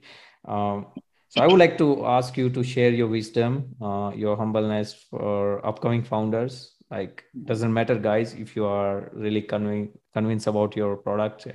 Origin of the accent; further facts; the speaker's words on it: India; now in Germany; we come from India